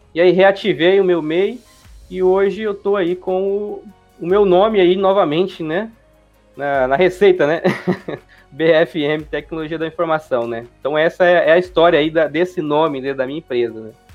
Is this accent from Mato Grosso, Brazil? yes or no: yes; Juara, Mato Grosso, Brazil; now in Cuiabá, Brazil; sou do interior, né? Aqui do Mato Grosso, nasci em Juara. É, hoje eu vivo na capital, né, vivo aqui na Cuiabá